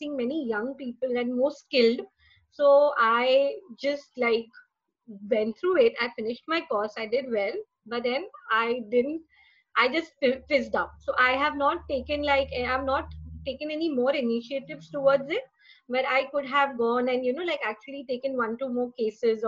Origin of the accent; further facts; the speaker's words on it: Mumbai, Maharashtra, India; I'm from Mumbai, and I work in a travel agency